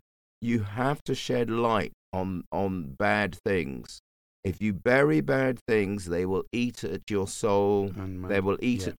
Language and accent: English; London, United Kingdom; I grew up in the bush.